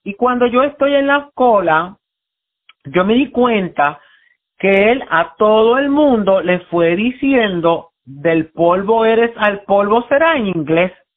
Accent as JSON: {"language": "Spanish", "town": "San Juan", "country": "Puerto Rico", "tie": "born or raised there", "said": "yo nací en Puerto Rico, en Río Piedra, en el Hospital Centro Médico"}